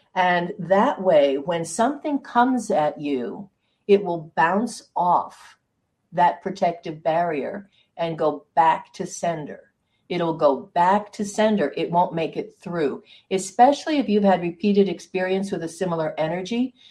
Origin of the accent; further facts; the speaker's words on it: Hudson Valley, New York, United States; I grew up in the Hudson Valley